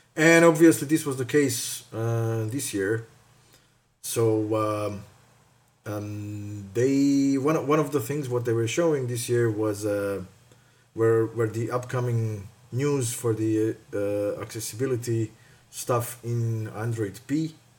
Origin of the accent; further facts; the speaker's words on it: Croatia; moved away as an adult; also born or lived in Zagreb; now in Luxembourg; I'm coming from Croatia, but right now I am based in Luxembourg